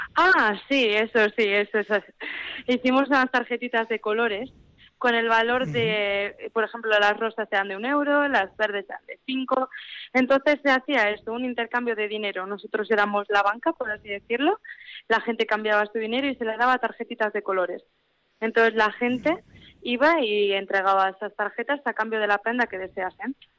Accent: Labastida, Basque Country, Spain; also born or lived in Vitoria; yo soy de la Bastida

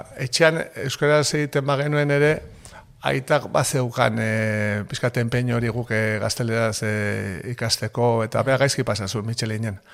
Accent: Lasarte-Oria, Basque Country, Spain; born or raised there; also born or lived in Hernani

